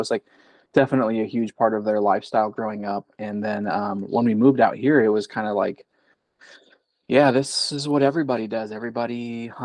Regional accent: South Dakota, United States; also born or lived in California; And then I moved out to South Dakota. And then I'm 32 now. So I feel like I've kind of grown up in the Midwest.

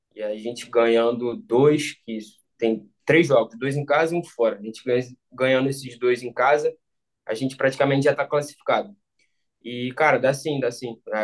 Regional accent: Rio de Janeiro, Brazil; moved away as an adult; now in Romania; eu cresci, eu cresci no Rio

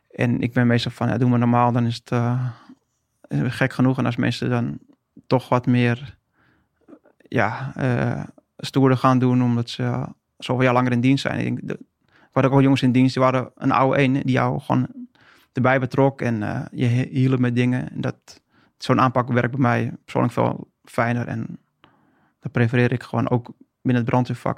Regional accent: Haarlem, North Holland, Netherlands; moved away as an adult; now in Friesland, Netherlands; Geboren en getogen in Haarlem

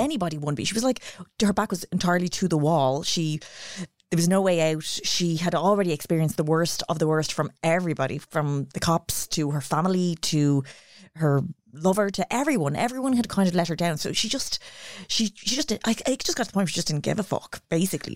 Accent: Ireland; as Irish kids

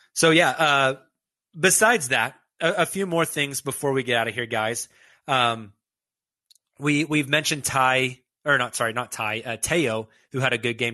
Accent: Oklahoma City, Oklahoma, United States; As a lifelong Oklahoman, uh, somebody born and raised in Oklahoma City

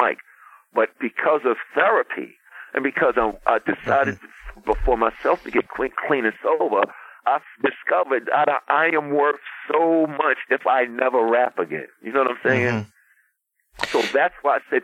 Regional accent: New York City, New York, United States; from Hollis, Queens

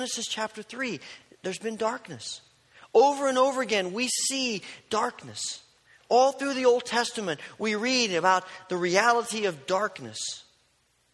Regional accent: southern Indiana, United States; moved away; also born or lived in Oregon / Kentucky; growing up in Indiana, southern Indiana, our youth group took a yearly excursion to Mammoth Cave

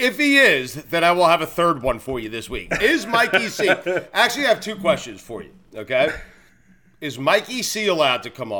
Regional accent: Long Island, New York, United States; I grew up in Long Island

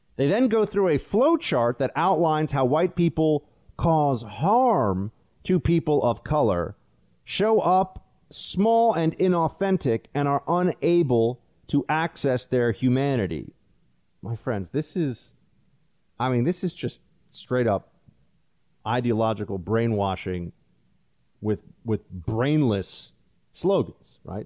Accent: New York, United States; I'm from New York

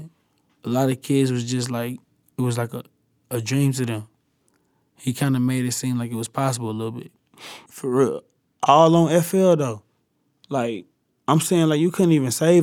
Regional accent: the South, United States; I'm from the South

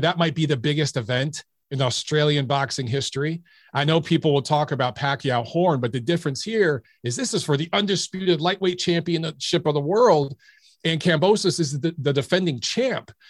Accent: Detroit, Michigan, United States; I grew up in Detroit

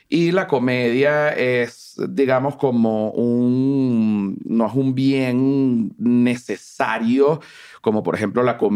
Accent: Caracas, Capital District, Venezuela; moved away; yo crecí en Venezuela. ¿En Caracas? En Caracas. Eh, vivía en una zona montañosa, fui como un niño de, montaña.

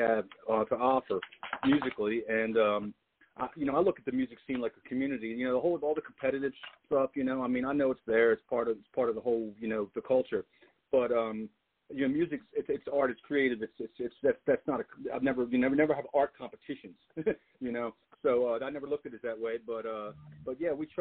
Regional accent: Baltimore, Maryland, United States; I grew up in Baltimore, and spent most of my life here

